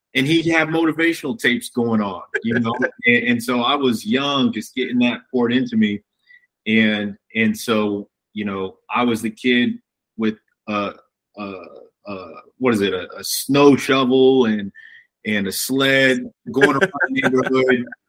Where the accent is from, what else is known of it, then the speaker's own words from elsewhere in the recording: Fort Wayne, Indiana, United States; I grew up in Fort Wayne